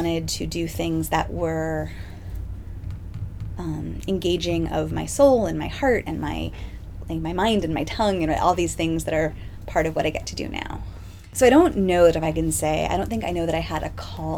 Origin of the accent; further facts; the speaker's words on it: Seattle, Washington, United States; I was born in Seattle and had a religiously complicated childhood